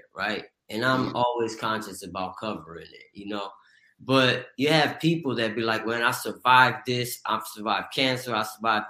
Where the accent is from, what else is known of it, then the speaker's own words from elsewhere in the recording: Pasadena, California, United States; where I grew up in Pasadena, California